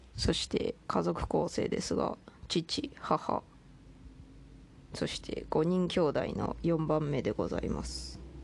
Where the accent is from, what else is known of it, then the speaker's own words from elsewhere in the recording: Toyama, Japan; moved away as an adult; まず私生まれは富山県 育ちも富山県まあ18歳までは富山県